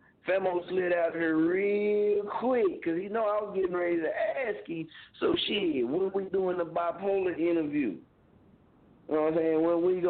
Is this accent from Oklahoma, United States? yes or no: yes; Muskogee, Oklahoma, United States; moved away as an adult; now in Wichita, United States; Muskogee, in my hometown